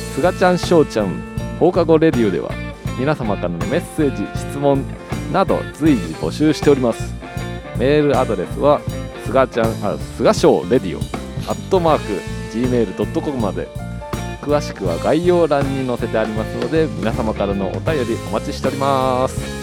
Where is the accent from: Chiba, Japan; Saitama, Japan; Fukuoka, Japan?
Chiba, Japan; Abiko; 俺の地元の駅なんやけど